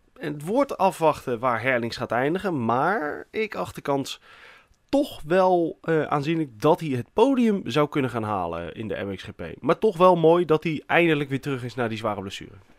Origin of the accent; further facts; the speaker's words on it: Netherlands; wij zijn ook vaak als Nederlanders